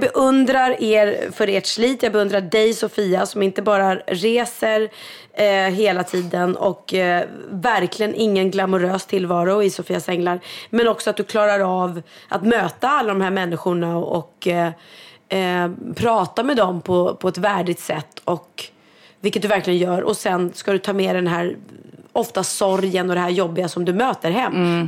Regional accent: Sweden; som svensk

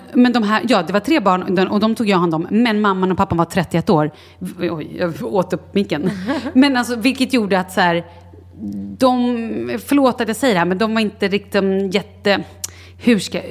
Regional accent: Sweden; Vi var ett gäng svenskar

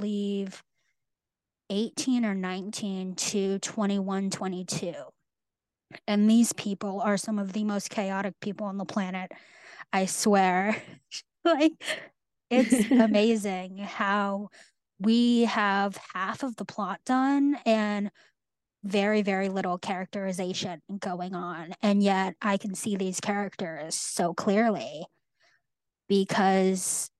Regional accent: Northern California, United States; moved away as an adult; also born or lived in New England; I grew up in Northern California and I go to school in New England

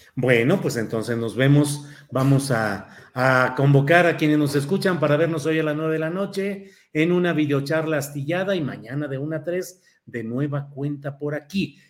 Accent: Torreón, Coahuila, Mexico; soy nativo de Coahuila, soy nacido en Torreón, Coahuila

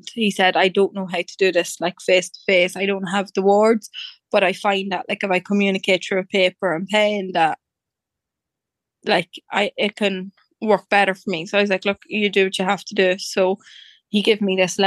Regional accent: Dundalk, County Louth, Ireland; I'm from Dundalk in County Louth

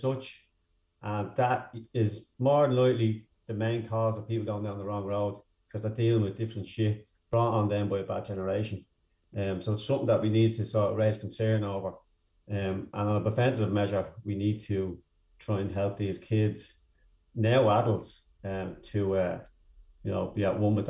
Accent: Dublin, County Dublin, Ireland; also born or lived in Dunfermline; I grew up in Darndale, North County Dublin

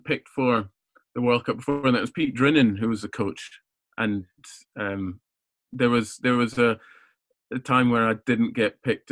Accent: Scotland, United Kingdom; I was born in Scotland

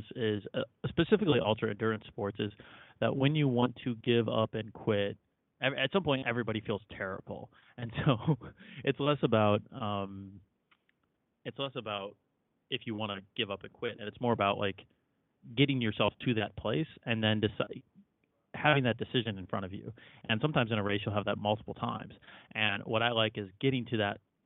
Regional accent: Chicago, Illinois, United States; So I grew up in Chicago, and I think every kid in Chicago that grew up there in the 90s is required to play basketball

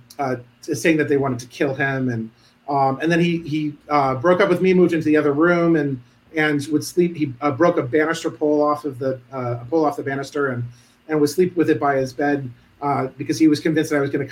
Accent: Providence, Rhode Island, United States; I grew up in Providence. I'm a townie.

